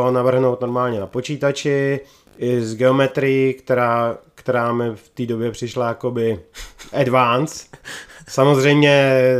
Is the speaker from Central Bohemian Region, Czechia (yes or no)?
yes; Krnsko, Central Bohemian Region, Czechia; No, já jsem původem z Krnska.